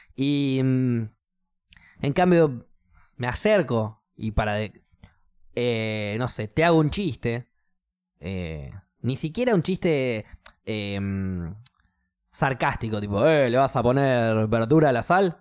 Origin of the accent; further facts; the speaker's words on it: Argentina; yo soy cristiano eh, argentino